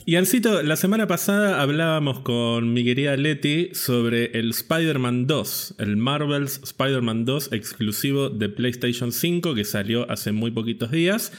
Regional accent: Villa Gesell, Buenos Aires Province, Argentina; yo pasé prácticamente toda mi infancia y adolescencia en Villa Gesell

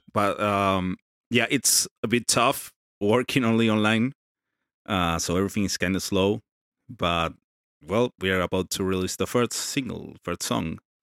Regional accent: Argentina; I'm from Argentina

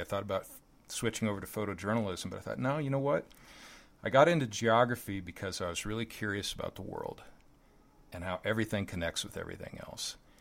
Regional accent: Lincoln, Nebraska, United States; growing up in Lincoln, Nebraska

